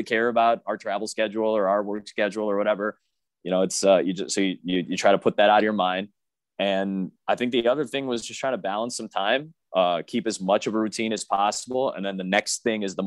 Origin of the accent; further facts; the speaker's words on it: Chicago, Illinois, United States; It's my hometown team. I'm originally from Chicago